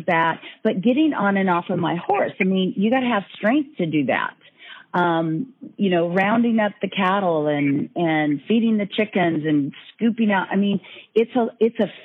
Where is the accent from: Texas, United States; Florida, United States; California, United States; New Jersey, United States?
California, United States; Northern; growing up in Northern California on a farm, and brothers, and my dad was an athlete